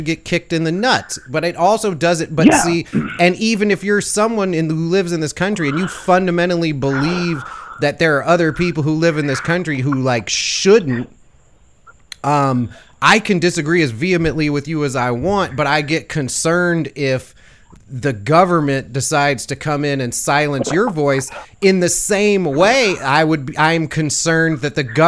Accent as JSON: {"language": "English", "town": "Chicago", "region": "Illinois", "country": "United States", "tie": "born or raised there", "said": "where I grew up in Chicago is right next to Skokie, Illinois"}